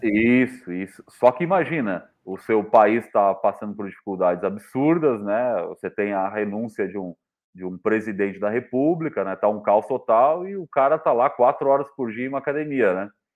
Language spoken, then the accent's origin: Portuguese; São Lourenço do Sul, Rio Grande do Sul, Brazil; now in Santa Catarina, Brazil; da minha cidade natal, que chamava, chama São Lourenço do Sul